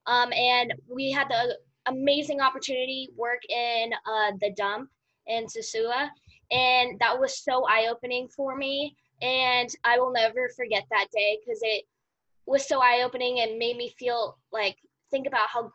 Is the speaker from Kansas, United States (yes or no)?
yes; Overland Park, Kansas, United States; I'm from Overland Park, Kansas